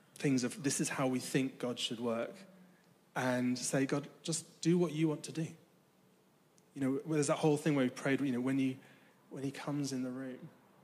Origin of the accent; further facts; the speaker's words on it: United Kingdom; I'm British